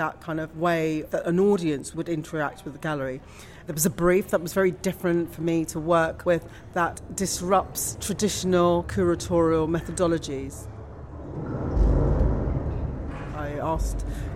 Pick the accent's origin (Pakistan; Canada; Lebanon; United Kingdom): United Kingdom; London; moved away as an adult; now in Essex, United Kingdom; I grew up in West London, and I still feel as though I have a West London roots